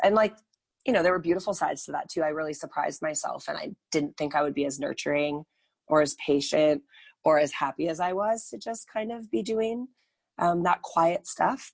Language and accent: English; United States; moved away as an adult; also born or lived in Northern California; now in Calgary, Canada; I am actually American. I moved to the beautiful city of Calgary in the beautiful country of Canada in 2009.